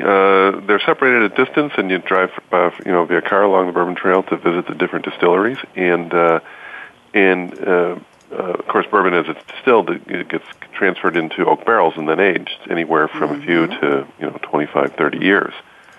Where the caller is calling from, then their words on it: California, United States; Well, I'm calling from California on some time off, taking in some of the California sun.